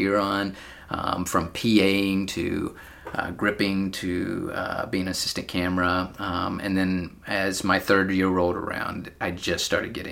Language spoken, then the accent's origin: English; Georgia, United States; moved away as an adult; now in San Francisco, United States; I'm from Georgia